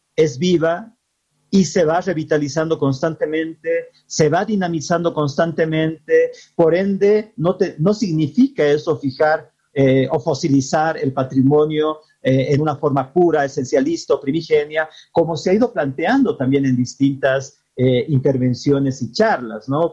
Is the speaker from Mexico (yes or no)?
no; Bolivia; nos identifica como bolivianos y bolivianas